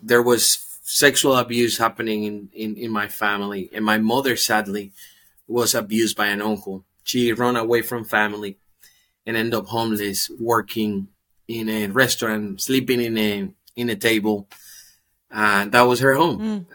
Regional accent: Dominican Republic; I'm from the Dominican Republic, born race and currently living in the Dominican Republic.

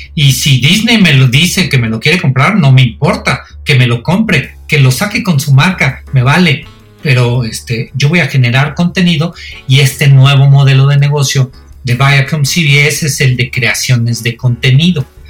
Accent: Mexico; yo soy mexicano

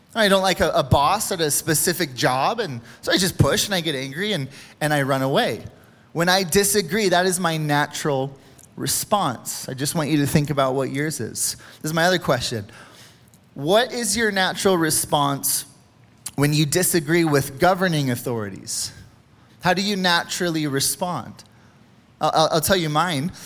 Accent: United States; we as American people

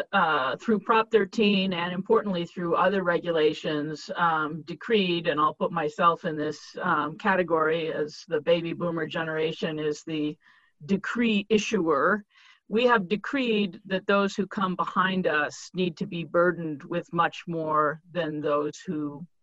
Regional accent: Pittsburg, California, United States; also born or lived in Berkeley, California; I grew up in a middle-class factory town called Pittsburgh, California.

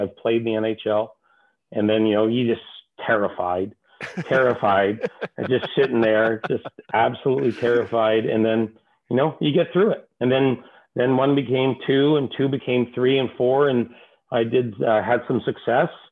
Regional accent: Toronto, Ontario, Canada; moved away as an adult; also born or lived in Los Angeles, United States; I grew up in Toronto

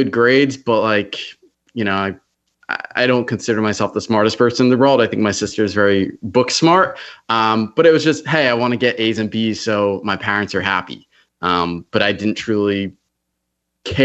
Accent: Wall, New Jersey, United States; also born or lived in Brick, New Jersey; now in Charleston, United States; I grew up north in New Jersey, right central Jersey

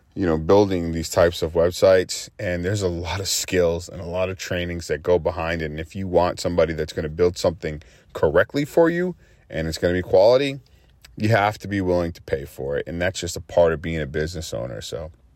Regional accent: Massachusetts, United States; now in Houston, United States; I'm in the Houston area. I'm from Massachusetts

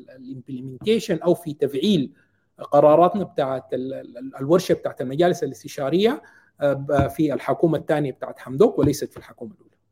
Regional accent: Sudan; now in Qatar; نحن كشعب سوداني

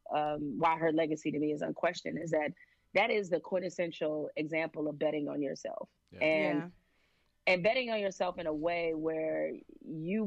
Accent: Detroit, Michigan, United States; I'm from Detroit

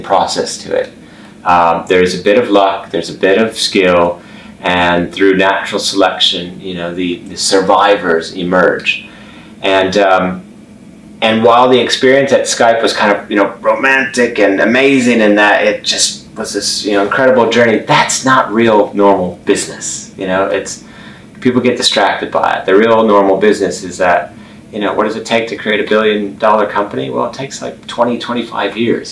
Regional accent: Chicago, Illinois, United States; moved away as an adult; also born or lived in Oslo, Norway; now in London, United Kingdom; I grew up for the most part in Chicago

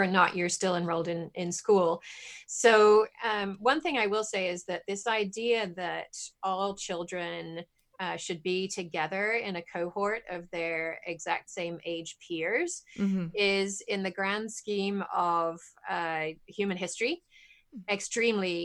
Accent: England, United Kingdom; moved away as an adult; now in United States; I grew up in England

